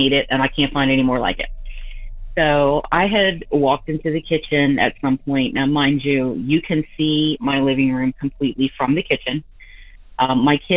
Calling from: Delaware, United States; I'm calling from Delaware.

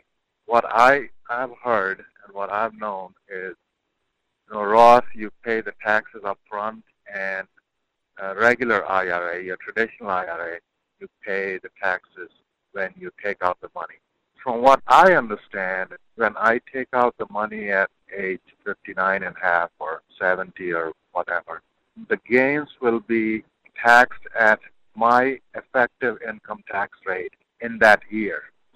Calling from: North Carolina, United States; I'm calling from North Carolina.

